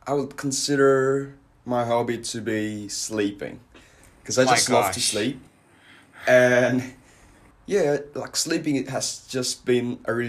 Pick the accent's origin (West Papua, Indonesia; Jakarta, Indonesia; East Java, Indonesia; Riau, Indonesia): East Java, Indonesia; Surabaya; moved away as an adult; now in United Kingdom; I'm originally from Surabaya, Indonesia, which is like the second largest city in my country